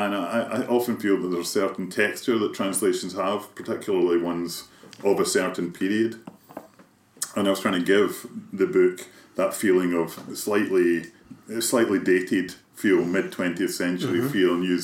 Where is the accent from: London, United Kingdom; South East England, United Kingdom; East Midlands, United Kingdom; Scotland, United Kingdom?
Scotland, United Kingdom; Kilmarnock; Kilmarnock, my hometown